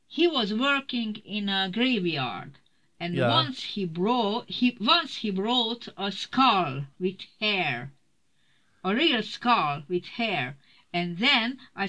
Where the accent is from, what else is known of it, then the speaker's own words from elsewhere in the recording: Budapest, Hungary; moved away; I was born in Budapest in an artist family